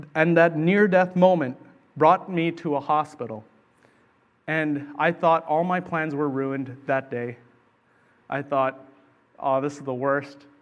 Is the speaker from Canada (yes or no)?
yes; Canada; also born or lived in Sri Lanka; I was from Canada